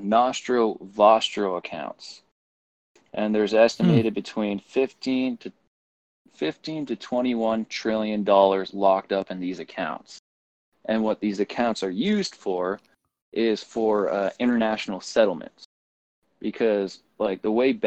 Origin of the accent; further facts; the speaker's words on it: Canada; also born or lived in Red Deer, Alberta; I'm looking at this as a Canadian